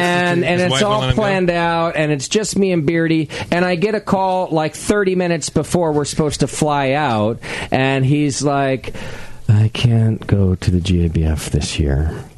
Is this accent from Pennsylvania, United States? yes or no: no; California, United States; I'm from California